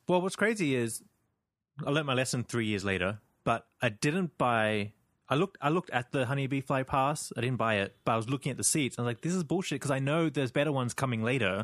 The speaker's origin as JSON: {"language": "English", "town": "Sydney", "region": "New South Wales", "country": "Australia", "said": "I'm from Sydney"}